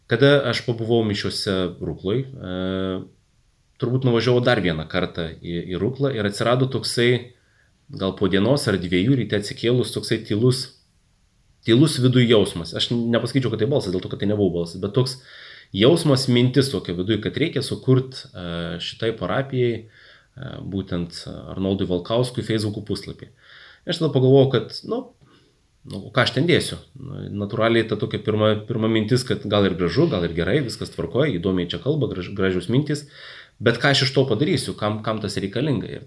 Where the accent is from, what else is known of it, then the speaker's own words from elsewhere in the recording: Jurbarkas, Tauragė County, Lithuania; moved away as an adult; now in Kaunas, Lithuania; augau Jurbarke, tai Jurbarke žinojau bažnyčią, o kada atsikėliau studijuoti į Kauną ir, ir pradėjau čia gyventi